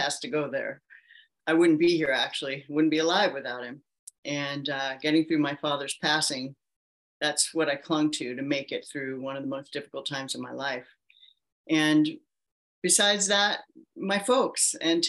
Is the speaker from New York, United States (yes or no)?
no; Palo Alto, California, United States; I was born and raised in Palo Alto, California